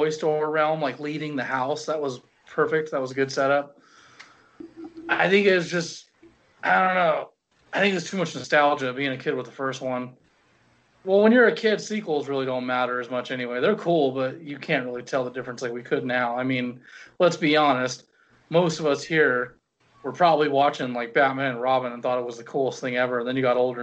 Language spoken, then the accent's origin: English; United States; I was born in America